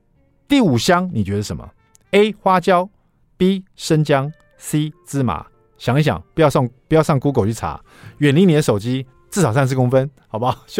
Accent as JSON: {"language": "Chinese", "country": "Taiwan", "said": "没想到我们台湾人这个小朋友小朋友得近视的。"}